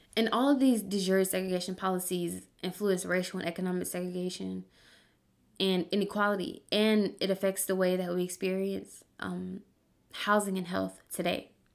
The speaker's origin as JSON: {"language": "English", "town": "Birmingham", "region": "Alabama", "country": "United States", "tie": "born or raised there", "said": "when I was a kid in Birmingham, so I'm from Birmingham, Alabama"}